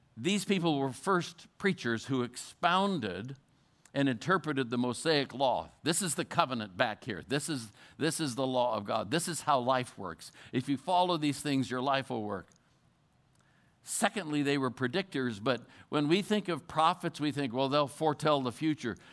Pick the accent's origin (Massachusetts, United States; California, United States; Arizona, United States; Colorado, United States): Colorado, United States; I'm from Colorado